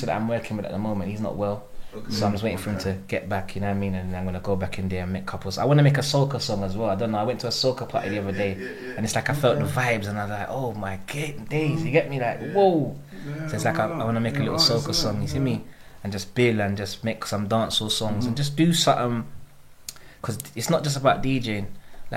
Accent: London, United Kingdom; Growing up in Northwest

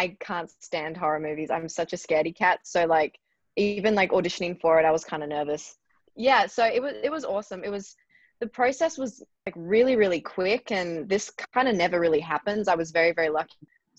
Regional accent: Melbourne, Victoria, Australia; moved away as an adult; now in Los Angeles, United States; I'm 22 years old and I'm an Australian actress. I moved from Melbourne to Los Angeles when I was 19 a few years ago.

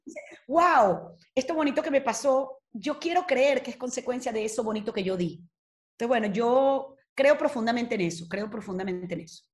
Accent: Venezuela; moved away as an adult; now in Spain; adoro mi país

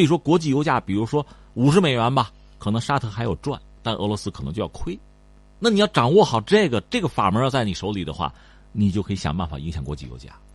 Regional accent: China; 我们中国人

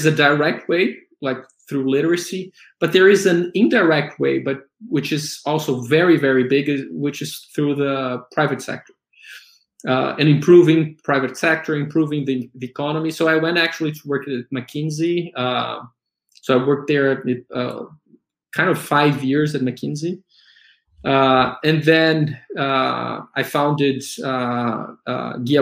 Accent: Brasília, Federal District, Brazil; first language Portuguese; English is a second language; moved away as an adult; now in São Paulo, Brazil; I was born in Brasilia. I studied there

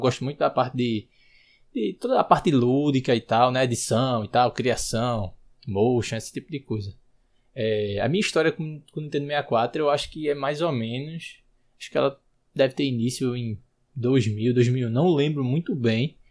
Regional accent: Recife, Pernambuco, Brazil; eu sou de Recife

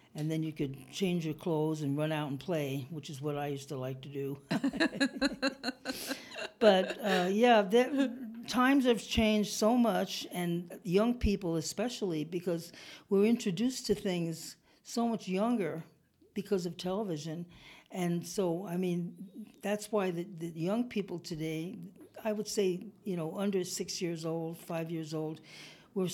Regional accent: East Coast, United States; now in California, United States; I grew up on the East Coast, and when I came to California

